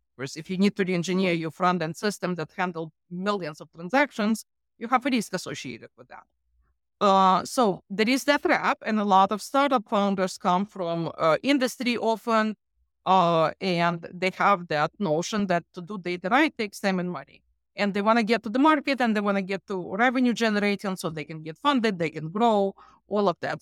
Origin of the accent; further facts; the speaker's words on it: Ukraine; moved away; I'm from Ukraine